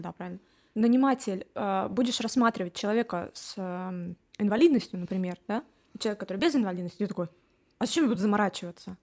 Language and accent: Russian; Khabarovsk, Khabarovsk Krai, Russia; moved away as an adult; also born or lived in Voronezh; now in Barcelona, Spain; я же из Хабаровска